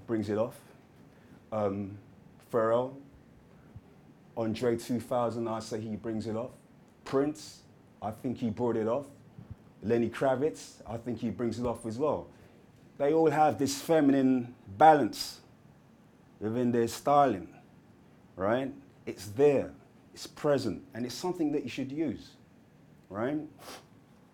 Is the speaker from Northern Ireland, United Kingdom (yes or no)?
no; London, United Kingdom; when I was growing up as a kid, things like that really stood out to me because I'm from Hackney